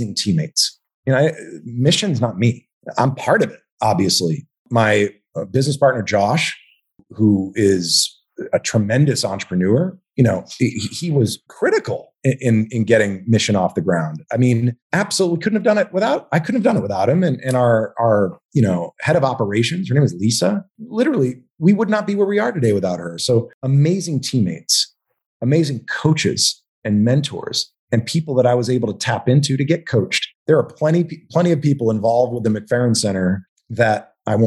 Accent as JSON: {"language": "English", "region": "Texas", "country": "United States", "tie": "born or raised there", "also_born_or_lived": "Manhattan, New York", "moved": "as an adult", "said": "my formative years, I grew up in Texas, went to A&M"}